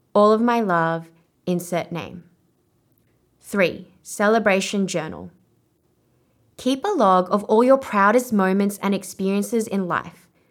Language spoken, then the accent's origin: English; Australia; accent: Australian; first language Vietnamese; I was one of the only Asian Australians at my school, and my family would make fun of my Australian accent